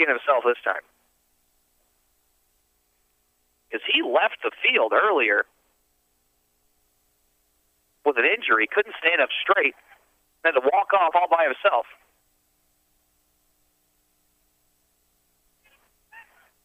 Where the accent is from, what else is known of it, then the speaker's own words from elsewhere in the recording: outside of New Orleans, Louisiana, United States; now in Texarkana, United States; growing up outside of New Orleans